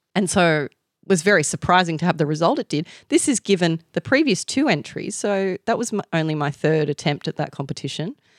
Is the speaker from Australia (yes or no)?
yes; Australia; I have the advantage of being Aussie